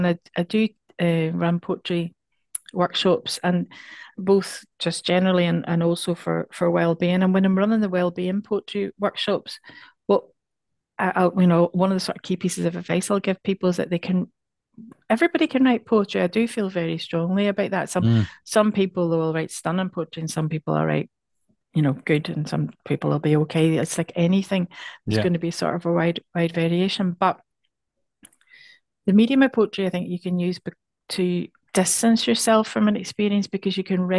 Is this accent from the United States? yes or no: no; Ireland; I mean, I'm from Ireland.